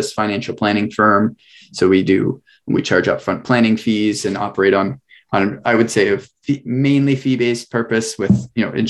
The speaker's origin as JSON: {"language": "English", "region": "Northern Ontario", "country": "Canada", "tie": "born or raised there", "moved": "yes", "lives_now": "Oshawa, Canada", "said": "I grew up in Northern Ontario"}